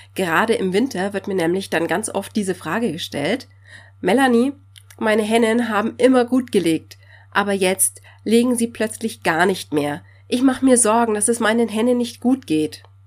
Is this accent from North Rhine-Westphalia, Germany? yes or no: no; Bavaria, Germany; hier bei uns in Bayern